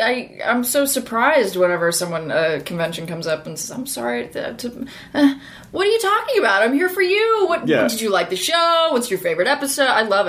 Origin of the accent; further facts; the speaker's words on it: New Orleans, Louisiana, United States; also born or lived in Northern California; I was born in Northern California. And right before I turned 5, my family moved to the New Orleans area.